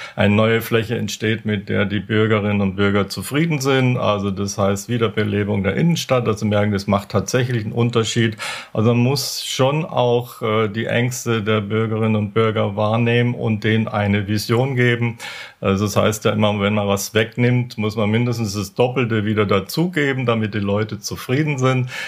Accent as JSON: {"language": "German", "region": "Bavaria", "country": "Germany", "moved": "yes", "said": "ich komme ja aus, aus Bayern"}